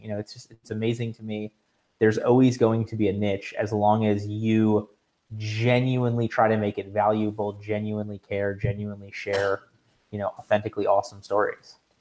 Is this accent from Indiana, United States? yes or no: no; South Florida, United States; I'm from South Florida